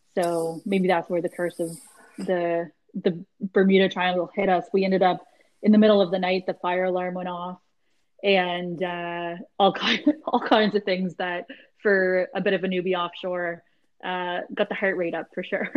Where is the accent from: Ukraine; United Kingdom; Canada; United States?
Canada; Halifax, Nova Scotia; born or raised there